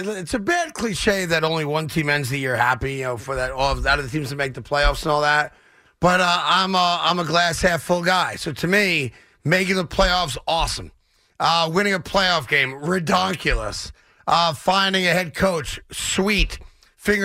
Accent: New York, United States; as a New Yorker

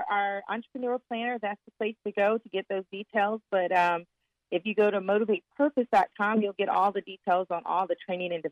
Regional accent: Florida, United States; So I spent my um, early childhood overseas and moved back and went to Florida State for college. But I, I am from Florida, but I kind of have this interesting journey.

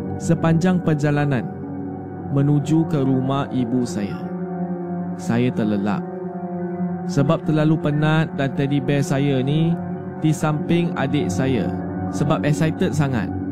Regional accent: Sarawak, Malaysia; Saya merupakan anak kelahiran dari Sarawak.

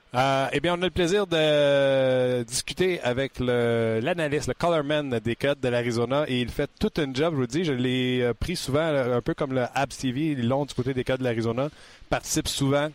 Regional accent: Quebec, Canada; je viens du Québec

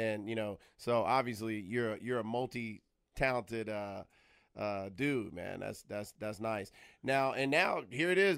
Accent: Atlanta, Georgia, United States; moved away as an adult; now in Los Angeles, United States; I'm from around the way in the ATL

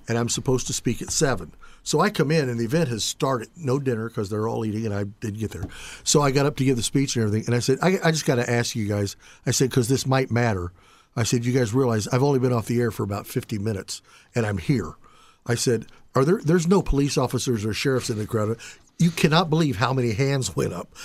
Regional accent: Indianapolis, Indiana, United States; I grew up in Indianapolis

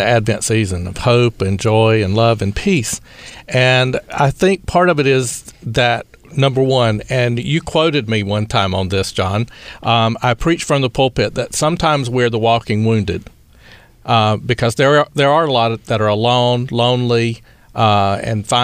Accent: Eastern North Carolina, United States; accent: southern drawl; moved away; also born or lived in Baton Rouge; I'm from Eastern North Carolina.

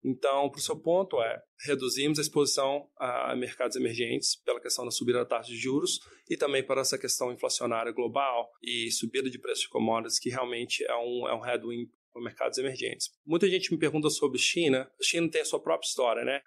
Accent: Brazil; moved away; poder vir ao Brasil sendo brasileiro

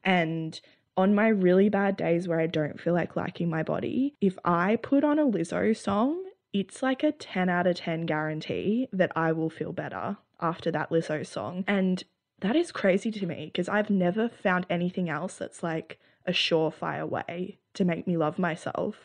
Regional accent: Australia; as Australians, a central part of our identity

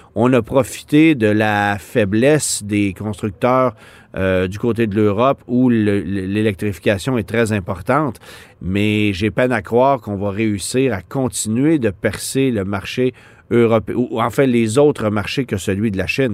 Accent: Quebec, Canada; chez nous au Québec

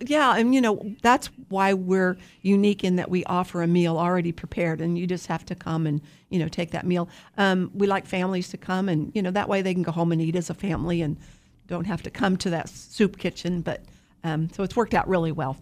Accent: Wichita, Kansas, United States; I'm from Wichita.

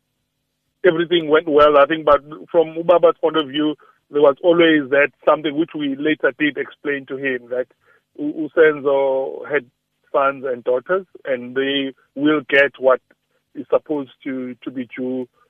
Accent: South Africa; as South African

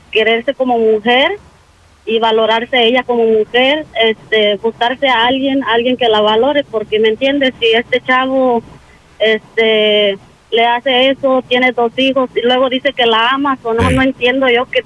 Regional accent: El Salvador; A ah, salvadoreña.

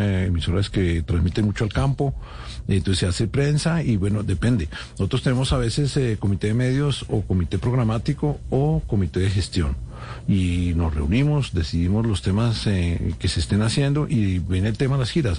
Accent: Bogotá, Colombia; also born or lived in France; yo soy un sancarlista, de San Carlos de Bogotá, estuve en Francia en el Liceo de la Rosa Foucault eh, cuatro años y volví, me gradué del San Carlos

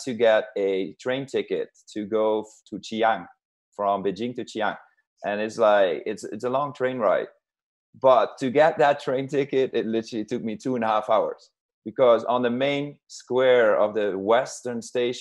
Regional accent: southern Netherlands, Netherlands; English is a second language; I'm from Holland. We speak a lot of languages in general, but then I am from a very a southern region in Holland, where we speak our own language.

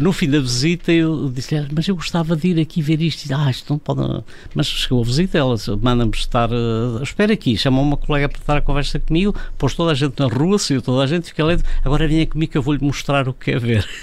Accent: Bragança, Bragança District, Portugal; Eu nasci em Bragança

